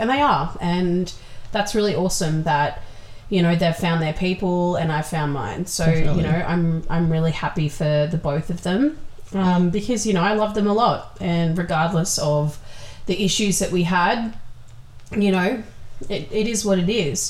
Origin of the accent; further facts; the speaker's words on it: Wollongong, New South Wales, Australia; We're from Wollongong